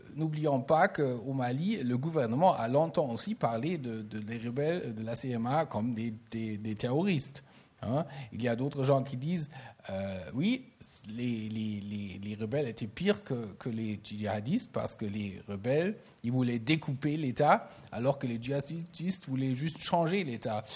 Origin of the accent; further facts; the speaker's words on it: Germany; en tant qu'Allemand